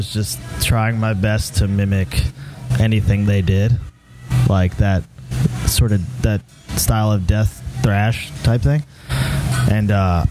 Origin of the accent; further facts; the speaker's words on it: Southern Maryland, United States; we're all from Southern Maryland.